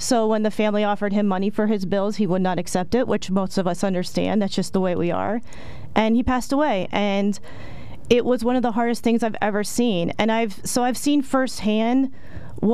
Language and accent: English; Selinsgrove, Pennsylvania, United States; I am born and raised in Snyder County, Sealands Grove native. Went to Sealands Grove High School, graduated in 2000, and then went to Susquehanna University.